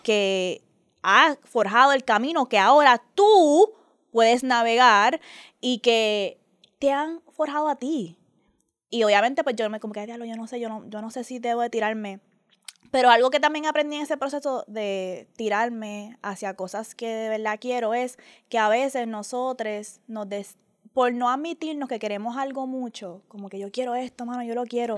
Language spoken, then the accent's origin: Spanish; Puerto Rico; la gente Bori